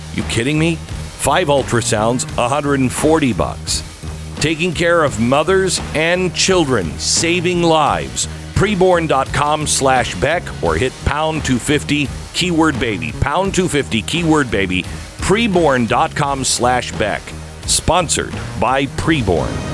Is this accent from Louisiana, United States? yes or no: no; Mount Vernon, Washington, United States; also born or lived in Sumner, Washington / Bellingham, Washington; I grew up mainly in a small little town north of Seattle called Mount Vernon